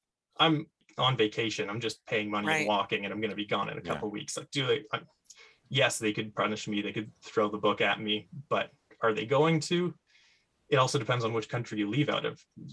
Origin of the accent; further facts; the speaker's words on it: Canada; as a Canadian